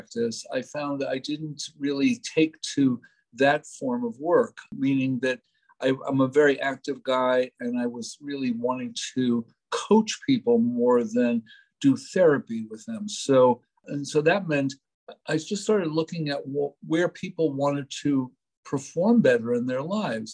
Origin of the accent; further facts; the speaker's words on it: New York City, New York, United States; I was brought up in New York City